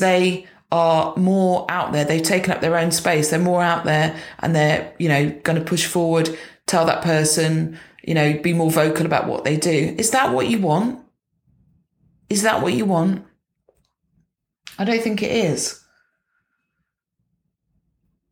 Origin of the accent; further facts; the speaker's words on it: United Kingdom; as British people